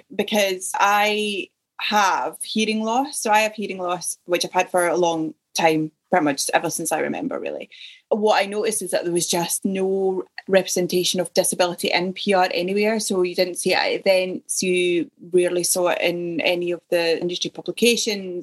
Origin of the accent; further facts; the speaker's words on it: Ayrshire, Scotland, United Kingdom; moved away as an adult; also born or lived in Yorkshire / south coast of England / Surrey; now in Leeds, United Kingdom; Originally, I'm from Ayrshire in Scotland.